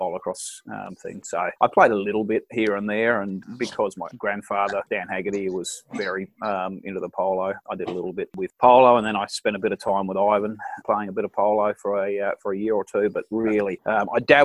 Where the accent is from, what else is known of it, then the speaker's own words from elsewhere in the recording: Geraldton, Western Australia, Australia; moved away; also born or lived in Perth; we grew up playing for Mooyanooka